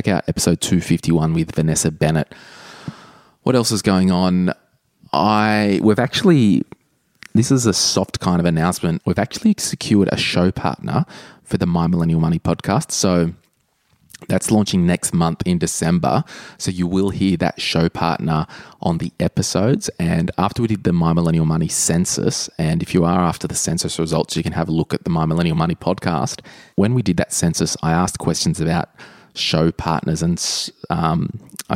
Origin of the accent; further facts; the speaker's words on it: Sydney, New South Wales, Australia; we're both from Sydney